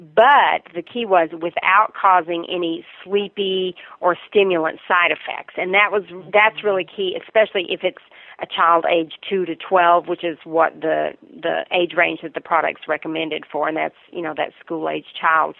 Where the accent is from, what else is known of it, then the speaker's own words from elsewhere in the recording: Virginia, United States; accent: Southern; I'm originally from Virginia